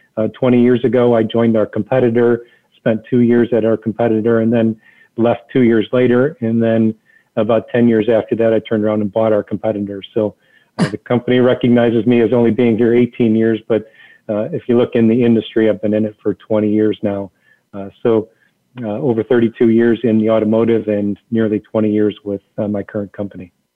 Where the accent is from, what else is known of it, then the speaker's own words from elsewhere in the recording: Detroit, Michigan, United States; I grew up in the Detroit area